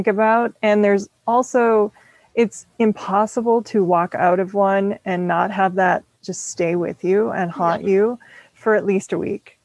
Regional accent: Minneapolis, Minnesota, United States; moved away as an adult; now in Phoenix, United States; I'm from Minneapolis originally, and I moved to the Phoenix area

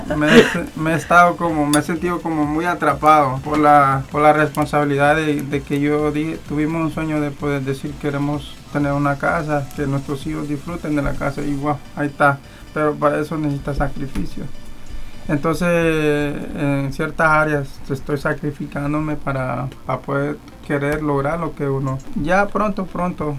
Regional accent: Honduras; now in New York, United States; mis papás allá en Honduras y a mis familiares que están aquí

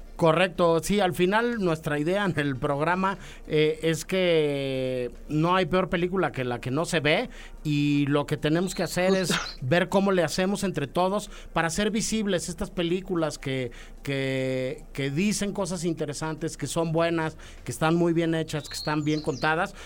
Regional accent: Mexico; como mexicanos

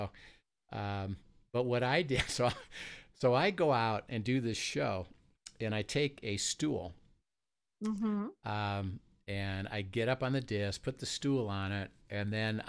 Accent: Valparaiso, Indiana, United States; When I was a kid, I grew up in Valparaiso, Indiana.

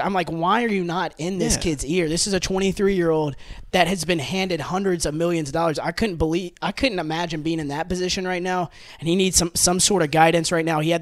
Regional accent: Memphis, Tennessee, United States; I'm from Memphis

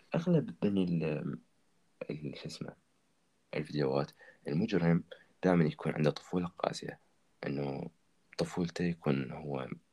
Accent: Iraq; عندنا بالعراق

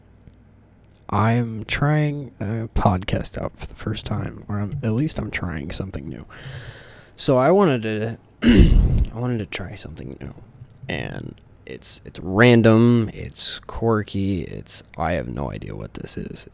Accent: Texas, United States; also born or lived in upstate New York; now in New York, United States; I'm not originally from this state. I'm actually from Texas.

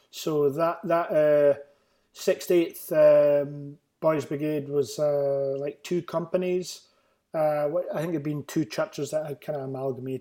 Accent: Dundee, Scotland, United Kingdom; I grew up in Dundee

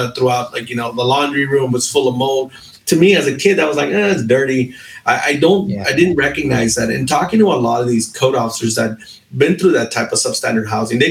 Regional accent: Long Beach, California, United States; I grew up in Long Beach as well.

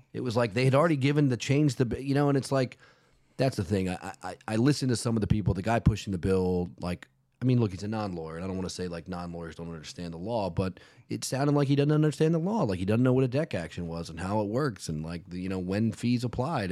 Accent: Virginia, United States; now in South Florida, United States

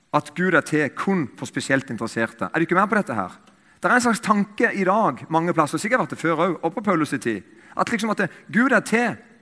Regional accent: Eiken, Agder, Norway; I Eiken, der jeg kommer fra

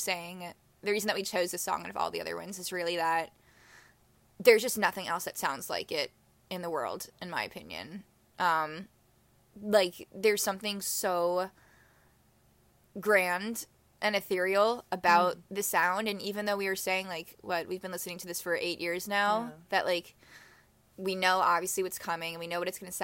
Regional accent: Chicago, Illinois, United States; we're both from Chicago

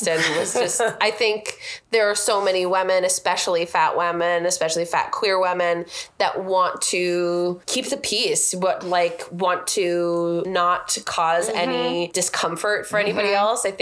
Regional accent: Everett, Washington, United States; also born or lived in Seattle; I grew up in Everett, and there, you know, I grew up in South Everett

